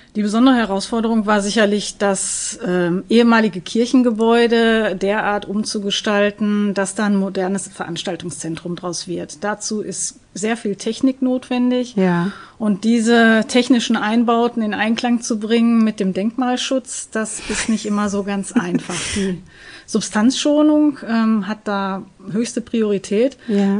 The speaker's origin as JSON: {"language": "German", "town": "Gelsenkirchen", "region": "North Rhine-Westphalia", "country": "Germany", "tie": "born or raised there", "said": "ich bin selbst gebürtige Gelsenkirchnerin"}